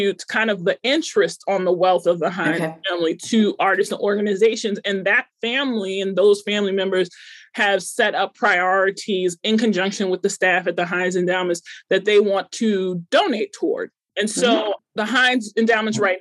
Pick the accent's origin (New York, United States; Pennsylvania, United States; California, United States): New York, United States; Long Island; moved away as an adult; now in Pittsburgh, United States; I'm from Long Island. I moved to Pittsburgh in 2010 to work at the August Wilson Center.